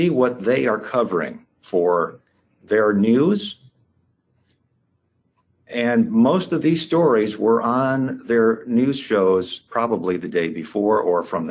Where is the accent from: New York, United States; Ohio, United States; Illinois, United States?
Illinois, United States; Rockford; my hometown, Rockford, Illinois here